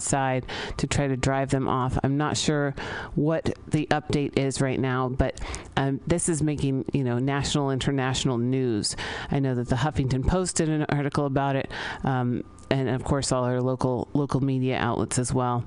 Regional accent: San Francisco, California, United States; I grew up here in San Francisco

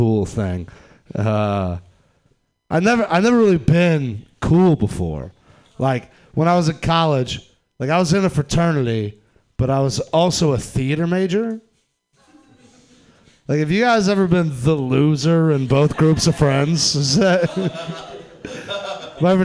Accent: Atlanta, Georgia, United States; I'm from the South. I'm from Atlanta, Georgia.

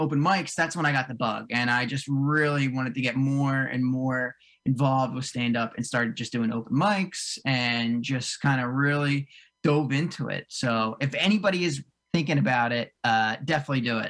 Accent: Cherry Hill, New Jersey, United States; now in Morristown, United States; I grew up in South Jersey. I grew up right outside of like Cherry Hill, way down south, and I live up in like right north of Morristown

